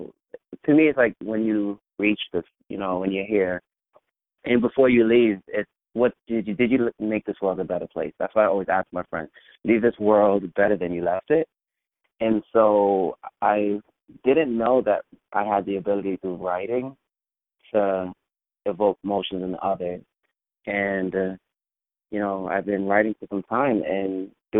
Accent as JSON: {"language": "English", "town": "New York City", "region": "New York", "country": "United States", "tie": "born or raised there", "said": "I grew up in an area called Flatbush, where a lot of West Indians reside. My family's from Jamaica"}